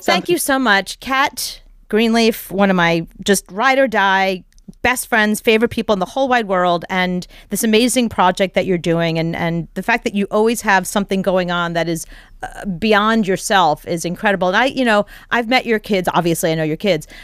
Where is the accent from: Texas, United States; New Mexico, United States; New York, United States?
New York, United States; New York City; as a New Yorker